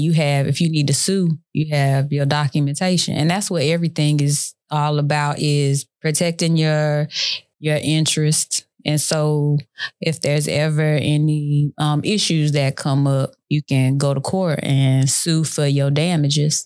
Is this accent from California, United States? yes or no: no; Killeen, Texas, United States; I'm from Killeen, Texas